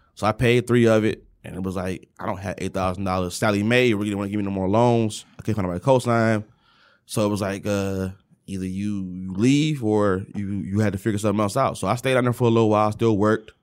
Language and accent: English; Detroit, Michigan, United States; moved away; also born or lived in Kentucky; everyone from Detroit has a certain mindset and a certain, um, certain things that are just innate in us. And coming from the West Side